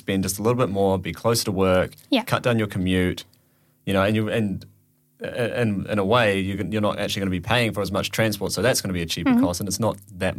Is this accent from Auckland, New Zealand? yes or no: yes; Auckland, New Zealand; now in London, United Kingdom; I'm from New Zealand in Auckland, and it's a lot smaller city than London, a lot smaller.